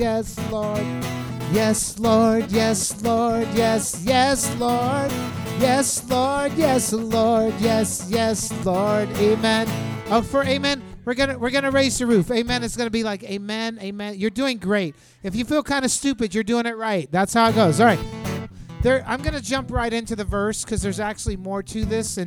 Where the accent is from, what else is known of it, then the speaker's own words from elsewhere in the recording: Texas, United States; I'm from Texas